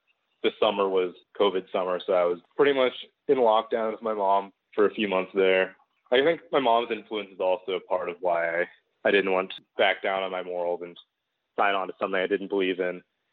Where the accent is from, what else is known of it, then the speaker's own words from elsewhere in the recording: Seattle, Washington, United States; moved away as an adult; also born or lived in Western Massachusetts; I'm from the West Coast. I'm from the Seattle area.